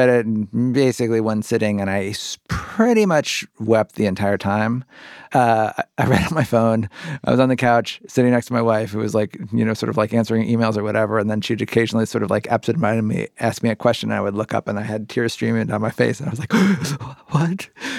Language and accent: English; Cincinnati, Ohio, United States; I grew up like 70 miles from Indianapolis in Cincinnati, Ohio.